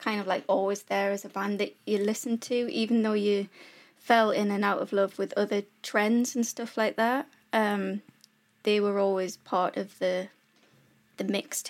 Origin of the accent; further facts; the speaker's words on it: North Shields, North East England, United Kingdom; also born or lived in Whitley Bay; So, yeah, I was born in North Shields, which is where I live now, and I lived in a place called Whitley Bay until I was about 10, I think, and then back here.